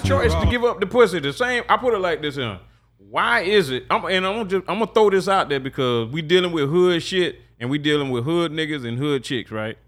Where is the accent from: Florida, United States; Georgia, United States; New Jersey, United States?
Florida, United States; Jacksonville; I grew up in Sherwood